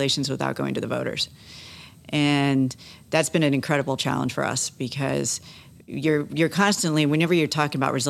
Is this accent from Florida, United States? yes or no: yes; Satellite Beach, Florida, United States; I grew up in Satellite Beach